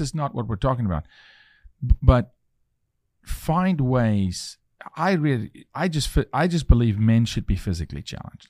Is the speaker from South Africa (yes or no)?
yes; South Africa; moved away; I'm from South Africa